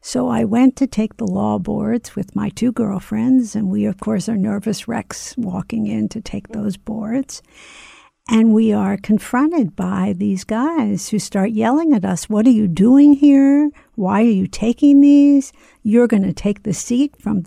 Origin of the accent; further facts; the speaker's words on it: Philadelphia, Pennsylvania, United States; somebody who grew up in Philadelphia